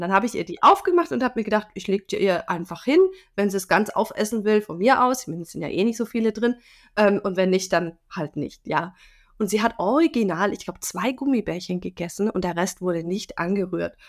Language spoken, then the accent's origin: German; Germany; bei uns in Deutschland